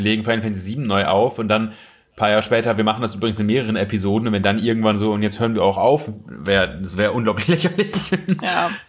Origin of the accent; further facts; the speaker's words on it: Osnabrück, Lower Saxony, Germany; moved away; da wo ich herkomme aus Osnabrück